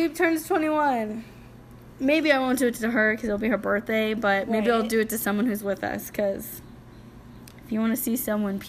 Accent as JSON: {"language": "English", "region": "Idaho", "country": "United States", "said": "We'll get to the I's since we're from Idaho."}